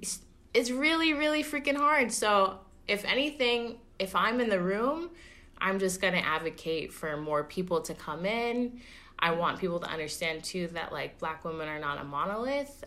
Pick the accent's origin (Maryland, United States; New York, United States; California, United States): California, United States; Oakland; I'm born and raised in Oakland